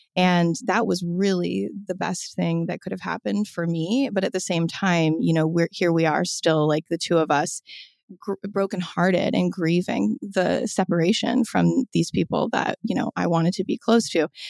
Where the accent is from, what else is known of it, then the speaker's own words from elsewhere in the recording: Omaha, Nebraska, United States; I was raised in Omaha, Nebraska